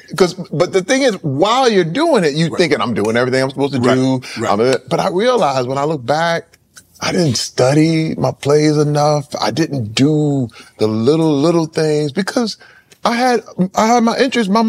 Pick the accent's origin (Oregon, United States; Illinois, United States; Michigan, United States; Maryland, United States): Michigan, United States; Flint; You know, uh, coming up in Flint, I always knew I wanted to be an entertainer.